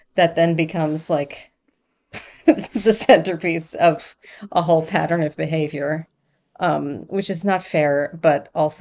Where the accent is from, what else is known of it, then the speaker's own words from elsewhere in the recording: Long Island, New York, United States; growing up on Long Island